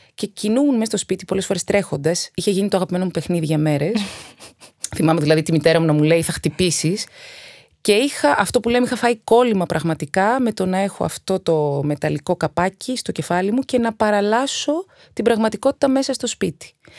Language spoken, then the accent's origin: Greek; Athens, Attica, Greece; also born or lived in Egaleo / Naxos (father's island); Γεννήθηκα στο Εγάλεο και δύο χρονών μετακομίσαμε σε, στη Νέα Φιλαδέλφια